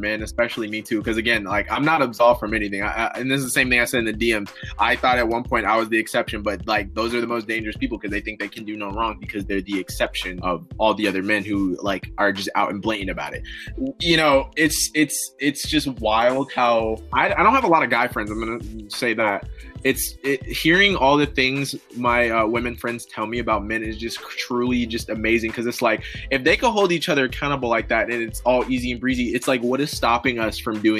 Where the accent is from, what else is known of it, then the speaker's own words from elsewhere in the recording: Illinois, United States; born there; No, actually, I was born in Illinois, so not really.